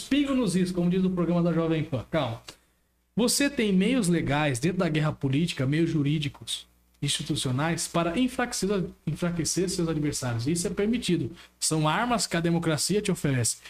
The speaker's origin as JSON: {"language": "Portuguese", "country": "Brazil", "said": "Como brasileiros"}